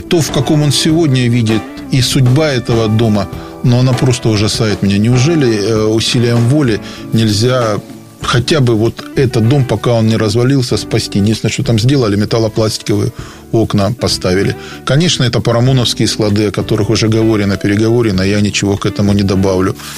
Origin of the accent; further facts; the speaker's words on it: Rostov-on-Don, Rostov Oblast, Russia; я ростовчанин